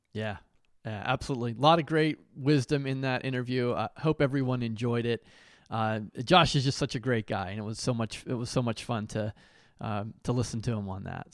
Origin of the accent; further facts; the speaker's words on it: Pittsburgh, Pennsylvania, United States; also born or lived in New York / New Jersey / Nashville, Tennessee; now in Ohio, United States; I grew up in Pittsburgh